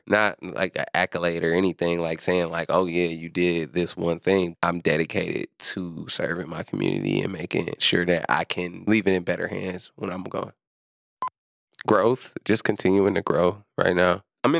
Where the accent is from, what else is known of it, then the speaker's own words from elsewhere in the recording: Milwaukee, Wisconsin, United States; I've been working within Milwaukee. Oh, I've been living here my whole life. I'm born and raised on the North Side, you know, 17th Keith.